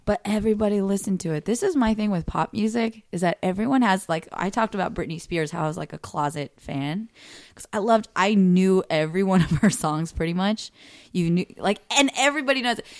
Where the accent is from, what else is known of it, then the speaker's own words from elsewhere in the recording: the Bay Area, California, United States; moved away as an adult; now in Los Angeles, United States; I'm from the Bay